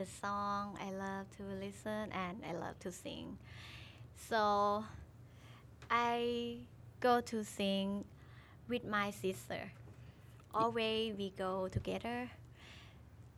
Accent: Udon Thani, Thailand; now in Bangkok, Thailand; I'm from Udon Thani. It's a northeast in Thailand. But now I stay in Bangkok

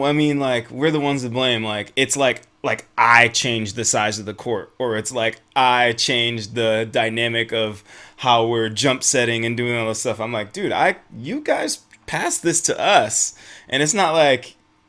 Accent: Michigan, United States; moved away; I'm from Michigan originally

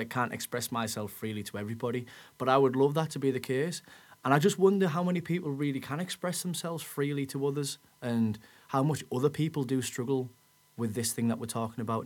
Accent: Middlesbrough, North East England, United Kingdom; we are born and bred in this area

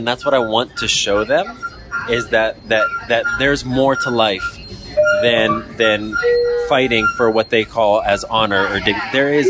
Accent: Lebanon; also born or lived in United States; I was spending some time in Lebanon, and I'm from Lebanon. I'm from America as well, dual citizenship

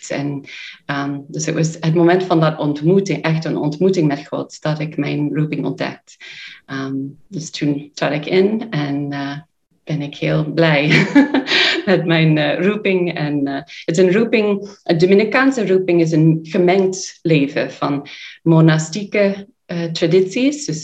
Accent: United States; Dutch is a second language; now in Sittard, Netherlands; Wij komen uit Amerika. Ehm, twee van ons die nu hier zitten, zijn eh, van, van de oorspronkelijke groep in 2014. Dus wij zijn eh, al acht jaar in, in, eh, in Sittard, in Nederland.

